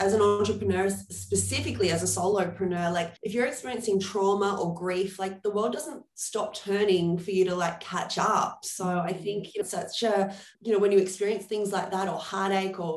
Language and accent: English; Australia; moved away as an adult; also born or lived in New York; as Australians